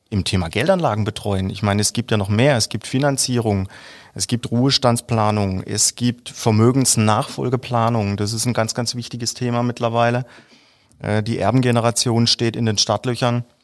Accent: Herbolzheim, Baden-Württemberg, Germany; Äh, mein Vater ist gebürtiger Süditaliener und äh, aufgewachsen bin ich aber in Herbolzheim.

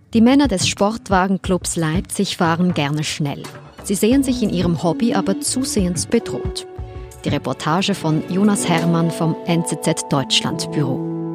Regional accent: Switzerland; als Schweizerin

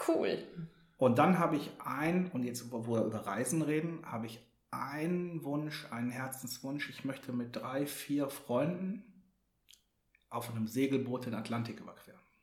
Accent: Hamburg, Germany; Als Hamburger

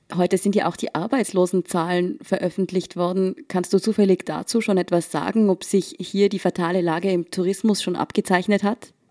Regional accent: Tyrol, Austria; Ich komme ja selbst aus Tirol

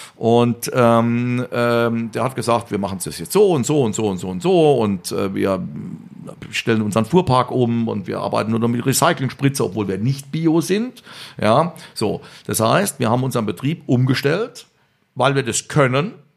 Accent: Rhineland-Palatinate, Germany; also born or lived in Vienna, Austria; im Schatten des Hamburger, Hamburger Schlosses geboren ist als Pfälzer

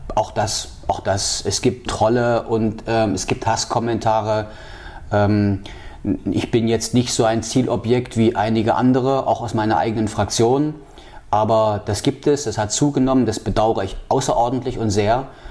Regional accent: Halle, Saxony-Anhalt, Germany; moved away as an adult; also born or lived in Leipzig; now in Wismar, Germany; ich bin in Halle groß geworden

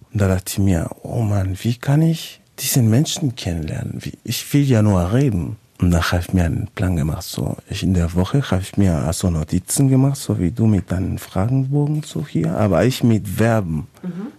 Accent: Valparaíso, Chile; German is a second language; moved away as an adult; also born or lived in Oldenburg, Germany; now in Germany; ich komme ja aus Valparaiso, ist eine mhm. Hafenstadt, so wie Hamburg.

